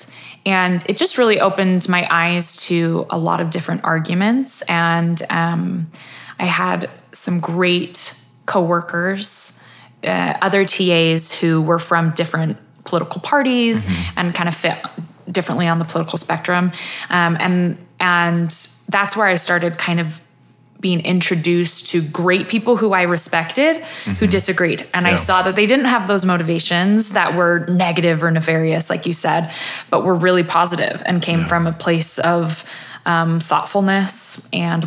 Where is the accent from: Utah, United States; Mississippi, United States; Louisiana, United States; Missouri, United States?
Utah, United States; Centerville; I grew up here in Utah.